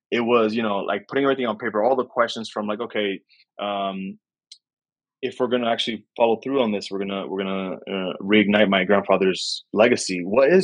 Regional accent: New York City, New York, United States; I grew up in New York City

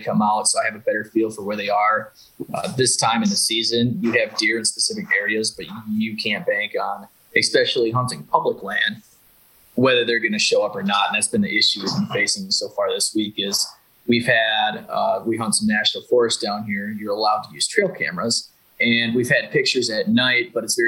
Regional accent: Wisconsin, United States; now in Missouri, United States; I'm honestly from Wisconsin

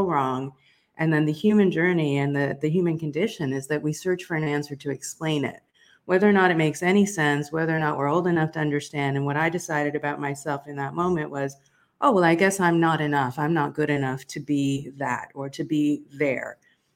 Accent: South Africa; I was born in South Africa during apartheid

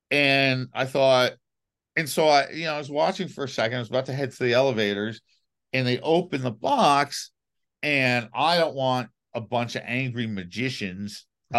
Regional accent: New York City, New York, United States; I grew up in New York City.

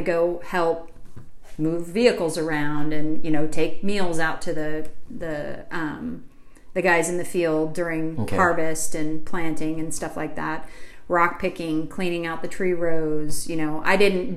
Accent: North Dakota, United States; The town I grew up in, still to this day, is about 200 people.

